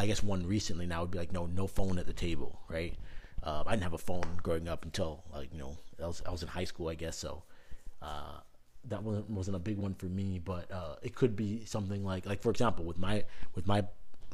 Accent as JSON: {"language": "English", "country": "Canada", "tie": "born or raised there", "moved": "yes", "lives_now": "United States", "said": "growing up in Canada"}